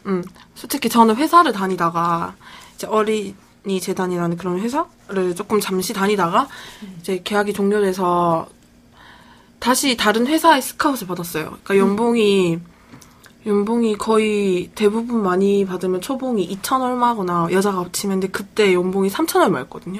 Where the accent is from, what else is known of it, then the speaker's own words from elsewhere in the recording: Busan, South Korea; moved away as an adult; now in Ulsan, South Korea; 제가 부산 사람이니까